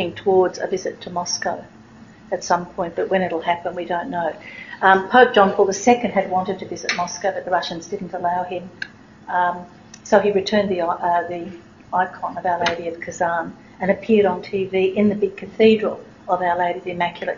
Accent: Australia; I'm Australian tourist

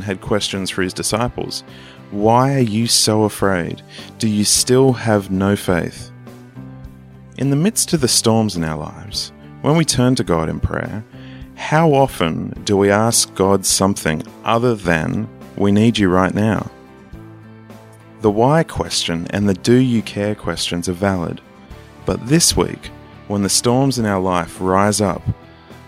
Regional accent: Australia; accent: Australian; it's my Australian accent

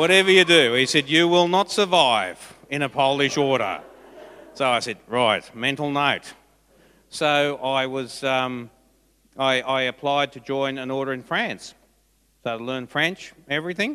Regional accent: Forbes, New South Wales, Australia; moved away; I was from Forbes

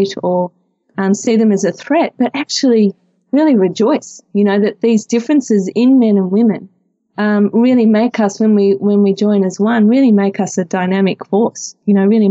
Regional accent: Melbourne, Victoria, Australia; I'm from Melbourne and I'm married with three wonderful children.

